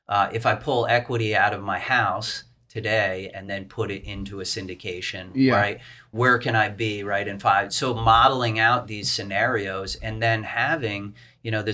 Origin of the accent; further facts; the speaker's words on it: East Coast, United States; I'm from the East Coast. I've always been on the East Coast all my life